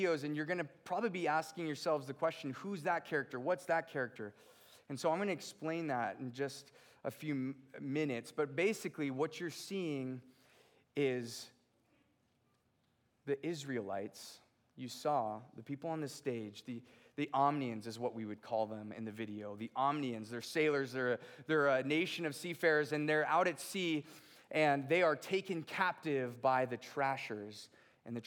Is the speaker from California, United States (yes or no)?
yes; Redondo Beach, California, United States; moved away; I'm from a little place called Redondo Beach, California. And it was just a really hard life growing up